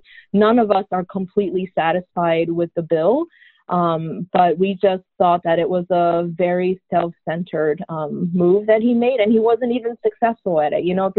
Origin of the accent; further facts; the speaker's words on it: New Yorker, United States; as a New Yorker